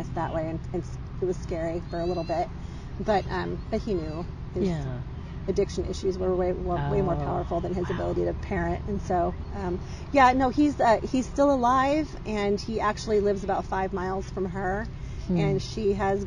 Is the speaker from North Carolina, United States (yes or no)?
no; Seattle, Washington, United States; now in Boise, United States; growing up in Seattle